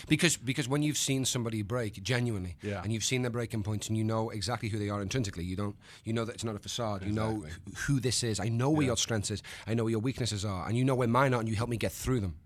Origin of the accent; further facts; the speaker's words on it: United Kingdom; the British man